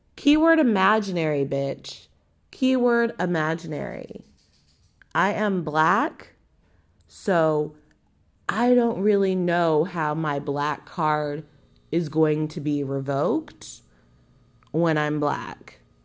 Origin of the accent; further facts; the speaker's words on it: Southern California, United States; I'm from Southern fucking California